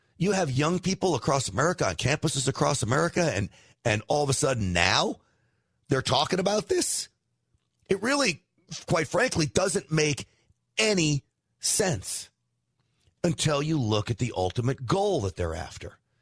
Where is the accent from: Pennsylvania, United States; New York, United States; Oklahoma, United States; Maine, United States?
New York, United States; now in Texas, United States; I'm from New York, but that's where I grew up